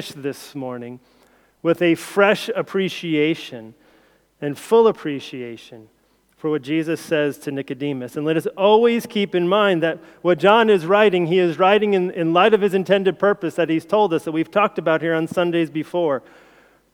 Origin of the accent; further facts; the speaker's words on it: United States; moved away as an adult; now in United Kingdom; as an outsider, as an American